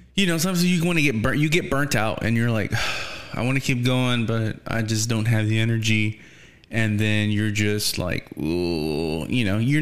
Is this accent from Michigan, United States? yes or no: no; Texas, United States; for us here, we're Texan, you know, we're Mexicans, we're Texicans.